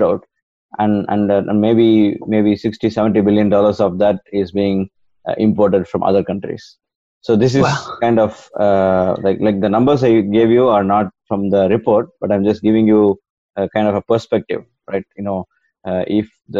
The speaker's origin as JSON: {"language": "English", "country": "India", "moved": "yes", "said": "I'm originally from India"}